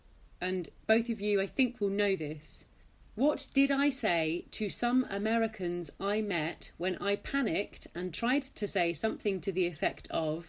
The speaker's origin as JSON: {"language": "English", "region": "England", "country": "United Kingdom", "said": "And I think I just said like, \"Sorry, I'm English,\" because I thought he wasn't speaking English."}